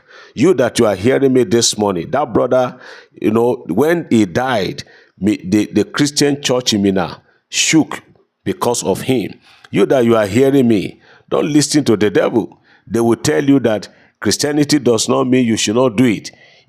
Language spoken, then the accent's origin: English; London, United Kingdom; I am so person from London, United Kingdom.